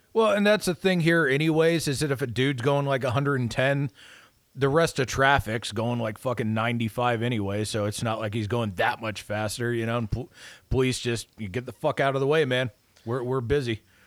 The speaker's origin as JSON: {"language": "English", "country": "United States", "said": "I'm a red-blooded American"}